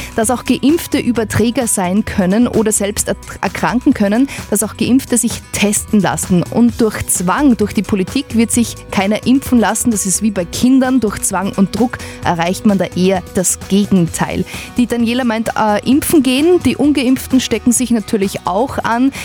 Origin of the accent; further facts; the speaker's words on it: Upper Austria, Austria; wir Oberösterreicher